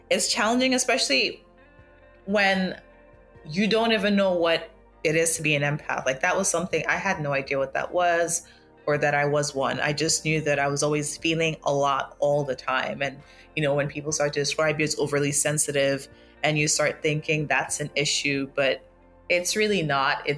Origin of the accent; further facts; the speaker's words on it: Lagos, Nigeria; also born or lived in Accra, Ghana; I was born in Lagos, and I uh, kind of grew up between. I feel like I, I can say that I grew up between Lagos and Accra because I'm from both